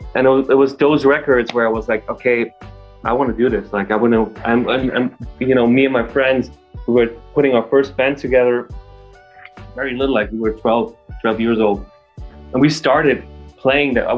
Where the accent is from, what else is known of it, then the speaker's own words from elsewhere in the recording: Germany; moved away as an adult; also born or lived in London, United Kingdom; I come from Germany originally. I'm actually moved back to Germany during the pandemic.